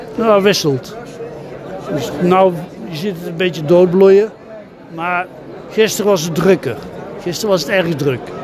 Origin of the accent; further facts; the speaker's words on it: Eindhoven, North Brabant, Netherlands; now in Heeswijk-Dinther, Netherlands; Ik woon in Heeswijk-Dinter, dat is in de buurt van Sertogenbos. Ik kom eigenlijk uit Eindhoven